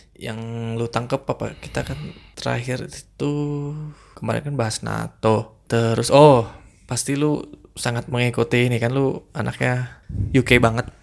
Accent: near Ciwidey, West Java, Indonesia; daerah deket kampung gue, Ciwidey

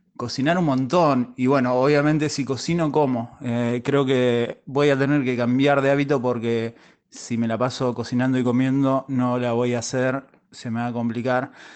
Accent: Necochea, Buenos Aires Province, Argentina; Nosotros somos de Necochea y en Necochea hay playas

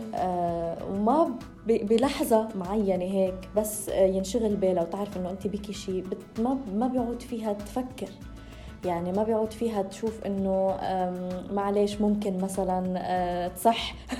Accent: Lebanon; أنا من لبنان

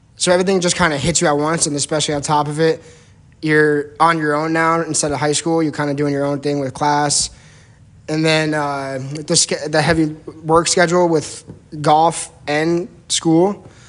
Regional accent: New Jersey, United States; I'm from New Jersey.

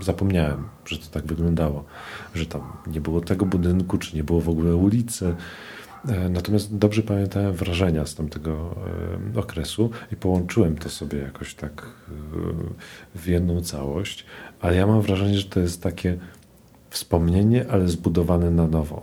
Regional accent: Warsaw, Masovian Voivodeship, Poland; Ja się wychowywałem na tym Ursynowie

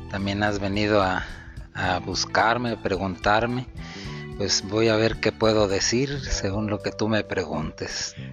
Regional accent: Matamoros, Tamaulipas, Mexico; born there; also born or lived in Veracruz / San Luis Potosí; soy nacido en Matamoros, Tamaulipas. Después de vivir en Matamoros, Tamaulipas, viví en Veracruz, también en el mero puerto de Veracruz.

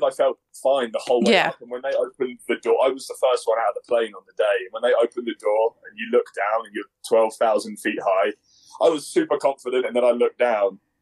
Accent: England, United Kingdom; now in Colorado, United States; me being English

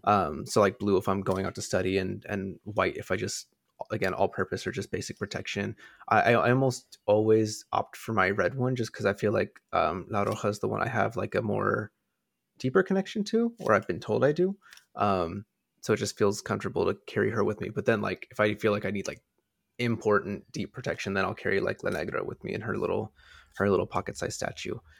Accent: United States; growing up in America

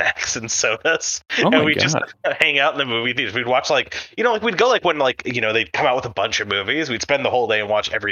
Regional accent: California, United States; now in Canada; I grew up in California, and when I moved back to Canada

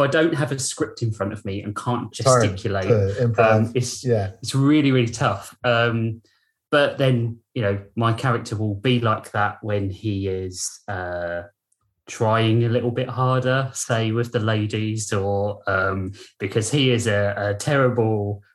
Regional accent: United Kingdom; I'm a Brit.

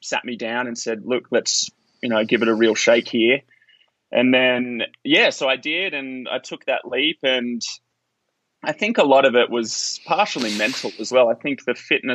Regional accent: Australia; now in Boulder, United States; growing up as an Australian

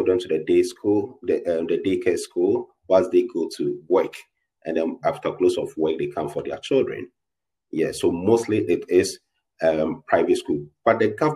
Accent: Ghana; I'm from Ghana

